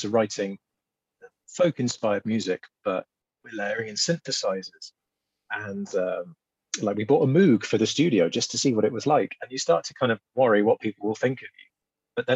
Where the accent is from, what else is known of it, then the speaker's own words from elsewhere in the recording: England, United Kingdom; we're both from the South